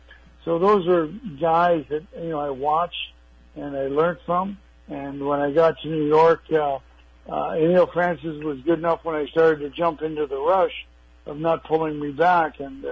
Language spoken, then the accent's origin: English; Toronto, Ontario, Canada; moved away; also born or lived in Long Beach; Well, I grew up in Toronto